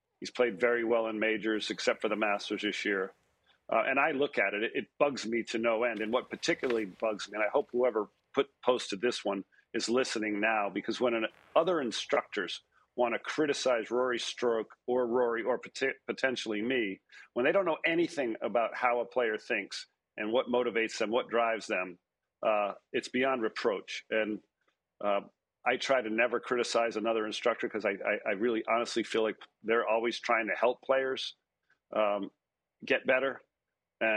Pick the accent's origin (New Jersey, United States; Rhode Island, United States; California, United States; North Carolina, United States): Rhode Island, United States; where I grew up in Rhode Island